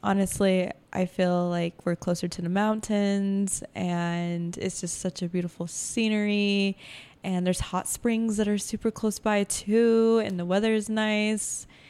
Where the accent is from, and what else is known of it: Logan, Utah, United States; born or raised there; now in Ogden, United States